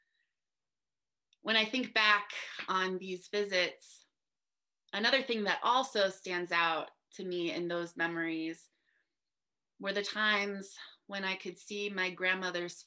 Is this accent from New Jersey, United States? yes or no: yes; New Jersey, United States; I grew up in New Jersey